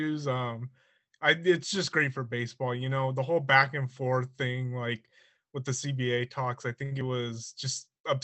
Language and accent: English; San Bernardino, California, United States; I'm California, Southern California, more specifically. Live in the San Bernardino area